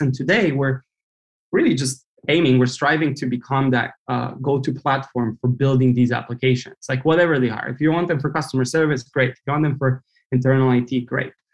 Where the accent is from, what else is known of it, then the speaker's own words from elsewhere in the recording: Romania; moved away as an adult; now in United States; I grew up in Romania